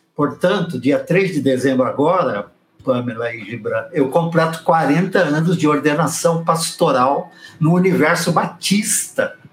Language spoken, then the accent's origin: Portuguese; São Paulo, Brazil; Cheguei em São Paulo com seis anos de idade